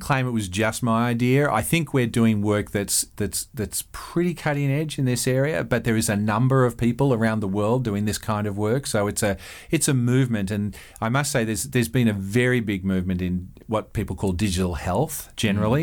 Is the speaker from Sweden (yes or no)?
no; Australia; moved away as an adult; now in Eugene, United States; I'm Australian